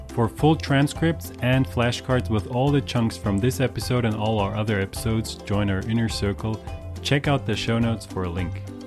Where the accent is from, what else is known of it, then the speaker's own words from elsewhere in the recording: Cancún, Quintana Roo, Mexico; my hometown Cancun